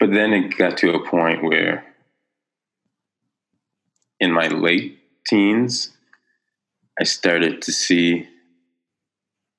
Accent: North Preston, Nova Scotia, Canada; I grew up in North Preston. I lived there for most of my life.

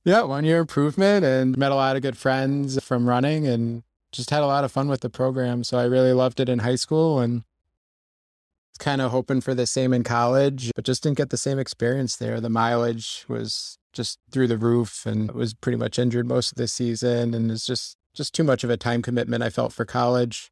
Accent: Connecticut, United States; moved away as an adult; now in Rochester, United States; I grew up in Connecticut and lived there my, uh, whole life

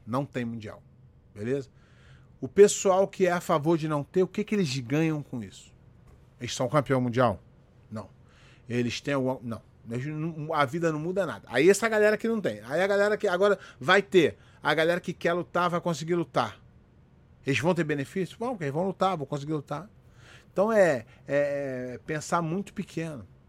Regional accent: Rio de Janeiro, Brazil; moved away as an adult; now in United States; Eu nasci no Morro da Formiga, no, no, no Rio de Janeiro. É, quando meus pais se separaram, eu fui morar na casa do meu avô, no Alto da Boa Vista, que é uma outra comunidade.

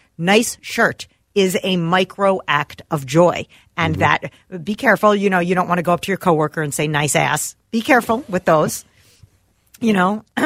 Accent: New Jersey, United States; now in Minnesota, United States; I'm from New Jersey

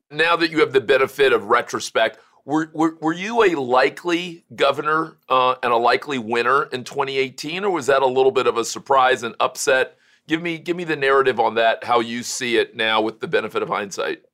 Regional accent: Florida, United States; also born or lived in Cleveland, Ohio / Kalamazoo, Michigan; Florida, my home state

